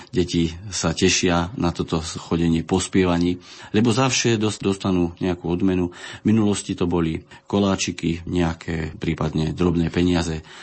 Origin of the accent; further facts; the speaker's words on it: Zuberec, Žilina Region, Slovakia; u nás v Zuberci.